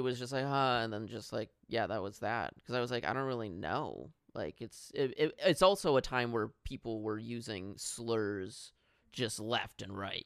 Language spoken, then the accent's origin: English; Milwaukee, Wisconsin, United States; also born or lived in Los Angeles; I grew up in Milwaukee